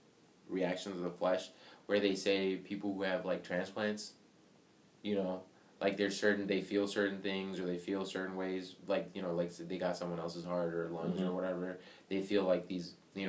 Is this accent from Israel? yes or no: no; India; moved away; I grew up in India